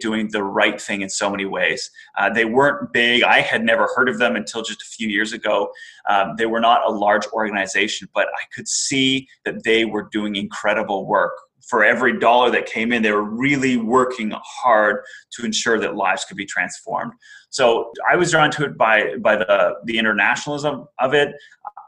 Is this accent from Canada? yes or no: yes; Canada; moved away; also born or lived in Middle East; I've lived a lot of my life outside of my home country of Canada